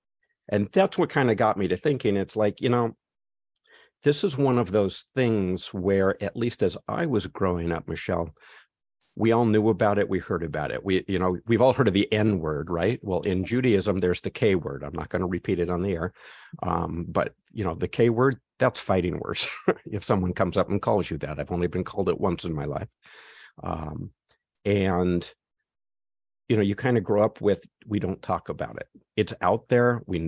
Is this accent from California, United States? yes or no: yes; California, United States; I was born in California, lived in California my whole life, very liberal state.